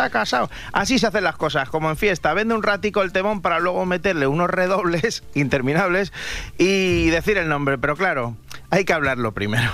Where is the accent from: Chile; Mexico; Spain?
Spain; Madrid, Community of Madrid; como decimos los de Madrid